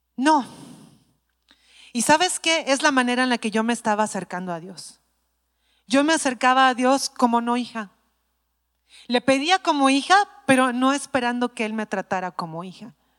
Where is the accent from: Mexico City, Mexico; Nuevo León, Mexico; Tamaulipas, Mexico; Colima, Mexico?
Mexico City, Mexico; soy chilanga